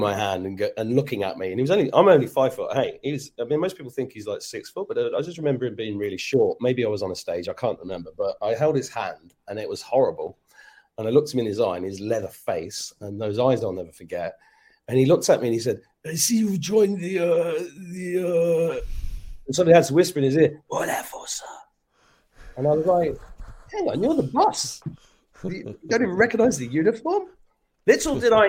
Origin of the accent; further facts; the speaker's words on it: Northamptonshire, East Midlands, United Kingdom; also born or lived in Manchester; I was born in 1969 in Northamptonshire.